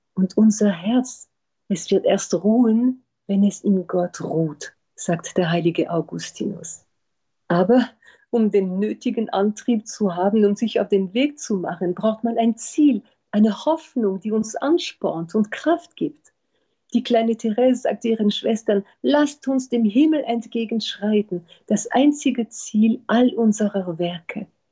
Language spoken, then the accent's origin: German; France; now in Berlin, Germany; in Frankreich, wo ich herkomme